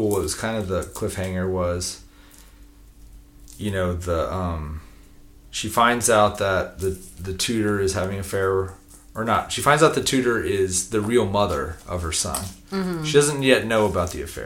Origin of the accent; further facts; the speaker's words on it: United States; I'm American